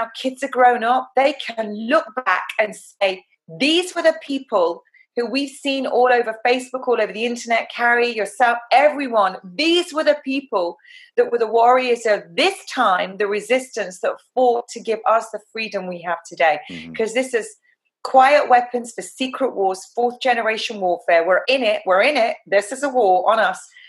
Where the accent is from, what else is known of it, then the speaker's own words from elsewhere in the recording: England, United Kingdom; I'm an English rose